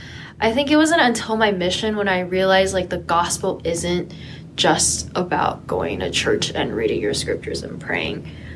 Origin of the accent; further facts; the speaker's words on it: Palos Verdes, California, United States; moved away as an adult; now in Utah, United States; My parents are originally from Taiwan, so I'm Taiwanese, but I was born and raised in California.